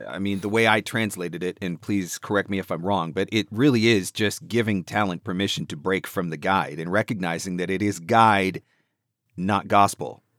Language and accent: English; Canada; I'm from Canada